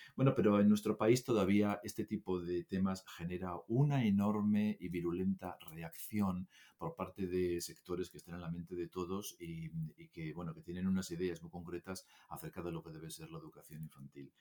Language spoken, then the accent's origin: Spanish; Asturias, Spain; Yo soy de Asturias